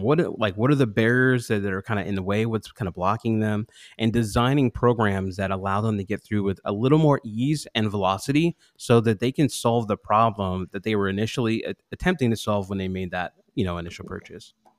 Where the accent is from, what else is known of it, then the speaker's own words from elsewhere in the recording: Pittsburgh, Pennsylvania, United States; when I was about six years old, I grew up in Pittsburgh.